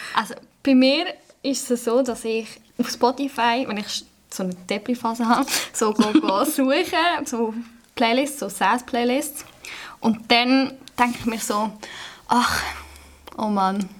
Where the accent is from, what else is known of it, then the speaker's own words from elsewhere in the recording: Sursee, Lucerne, Switzerland; ich komme von Sursee